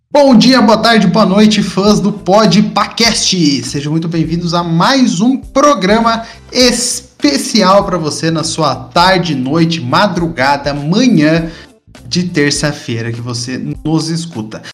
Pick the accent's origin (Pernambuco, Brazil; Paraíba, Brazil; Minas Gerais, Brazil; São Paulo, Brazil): São Paulo, Brazil; Tatuí; moved away as an adult; now in Sorocaba, Brazil; eu sou de Tatuí, interior de São Paulo, vim para Sorocaba, morar no interior também de São Paulo